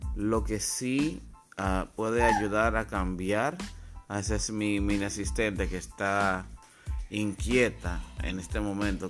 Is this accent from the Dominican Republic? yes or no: yes; Dominican Republic; soy dominicano, así que este programa es desde República Dominicana